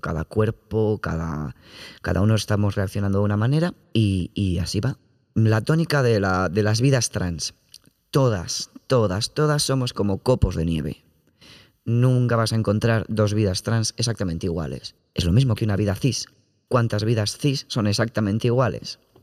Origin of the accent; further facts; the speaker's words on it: Community of Madrid, Spain; yo es que soy de la Comunidad de Madrid